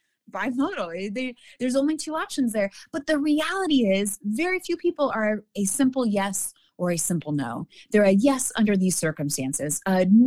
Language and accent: English; Alabama, United States; I'm coming from Alabama here